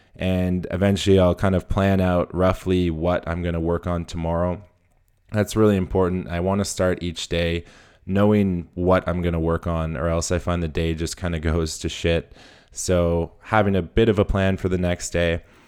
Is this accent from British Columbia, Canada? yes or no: yes; Whistler, British Columbia, Canada; my hometown in Whistler